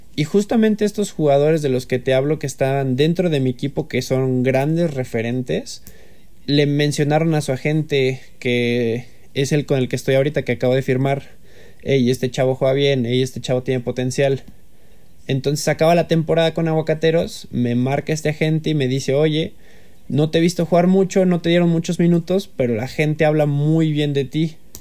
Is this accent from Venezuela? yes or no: no; Mexico; más como mexicano